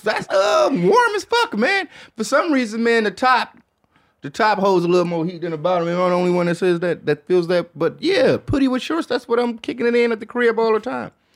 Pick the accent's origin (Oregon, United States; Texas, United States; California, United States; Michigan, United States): Michigan, United States; moved away; I'm from Michigan